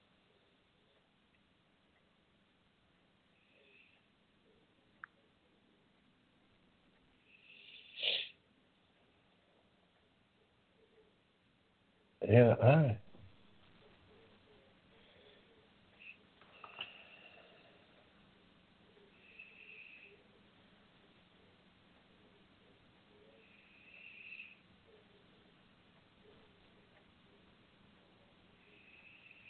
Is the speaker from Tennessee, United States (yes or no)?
no; Georgia, United States; I'm so proud of the people of my home state